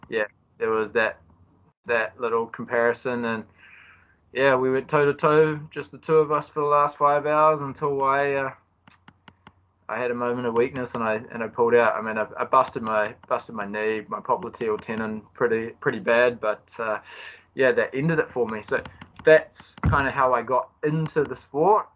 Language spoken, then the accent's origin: English; Christchurch, Canterbury, New Zealand; moved away as an adult; now in Auckland, New Zealand; I'm a Kiwi.